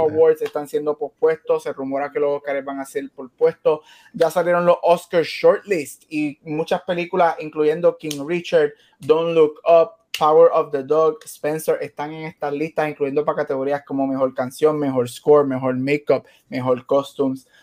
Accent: Puerto Rico; now in Arizona, United States; no soy lo suficientemente puertorriqueño

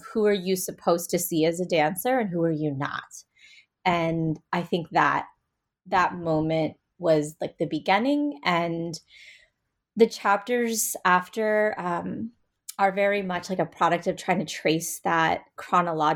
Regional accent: United States; as an Indian American, as a Brahmin woman, as somebody who's located in a U.S. Academy setting

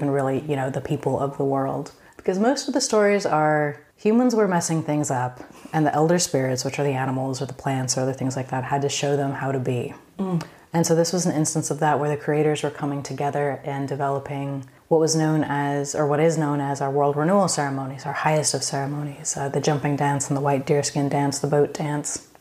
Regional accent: Crescent City, California, United States; I grew up in the Klamath and Crescent City area

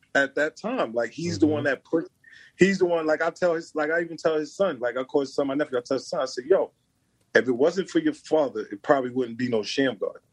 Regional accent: New York City, New York, United States; also born or lived in New Jersey; I was born in Brooklyn

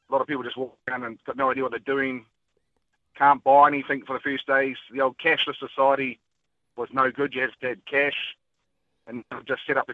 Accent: Gisborne area, New Zealand; I grew up in Bowler, in 88

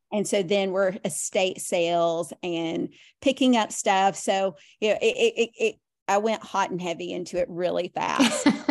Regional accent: Nashville, Tennessee, United States; moved away as an adult; now in Tampa Bay area, United States; we lived in Nashville for, um, I'd lived there most of my life until the last couple of years

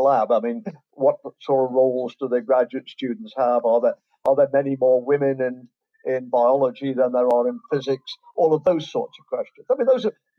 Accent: England, United Kingdom; moved away as an adult; also born or lived in Canada / Ontario, Canada; now in Florida, United States; As you can tell from my accent, I was born in England and raised in England. But when I was 22, I emigrated to Canada.

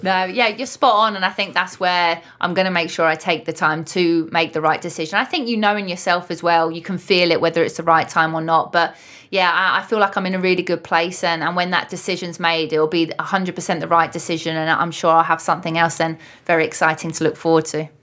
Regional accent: London, United Kingdom; now in Liverpool, United Kingdom; I'm an adopted Scouser, I'm from London

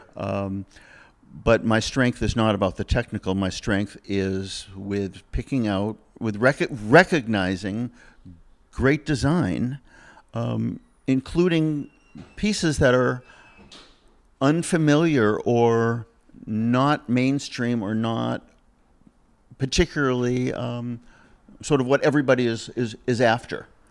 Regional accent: Massachusetts, United States; moved away as an adult; also born or lived in Ventura, California; now in California, United States; I'm from Massachusetts

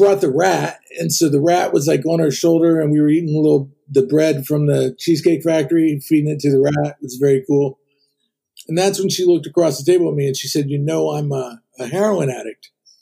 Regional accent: Ohio, United States; moved away as an adult; now in California, United States; I grew up in Ohio. I came to California when I was 20

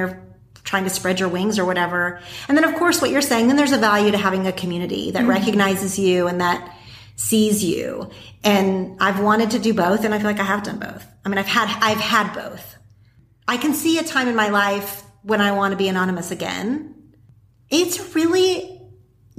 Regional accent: Oklahoma, United States; moved away as an adult; now in Los Angeles, United States; I grew up in Oklahoma

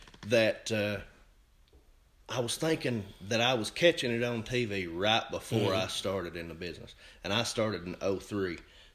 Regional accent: Cleveland, Tennessee, United States; I grew up in Cleveland

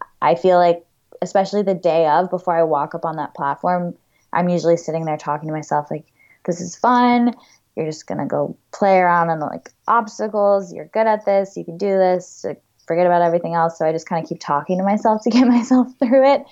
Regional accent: Florida, United States; I grew up climbing in Florida

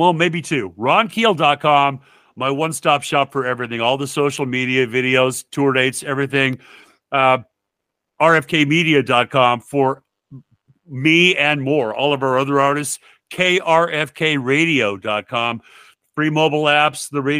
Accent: Sioux Falls, South Dakota, United States; here in Sioux Falls in my hometown

